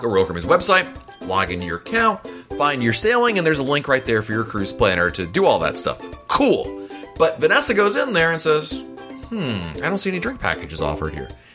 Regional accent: Ireland; now in England; I am Irish living in England

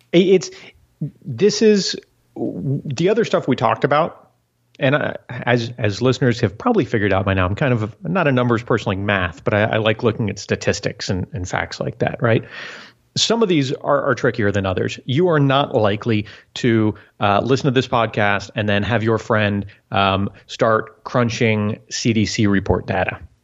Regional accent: South Florida, United States; when I was a kid, growing, growing up in South Florida

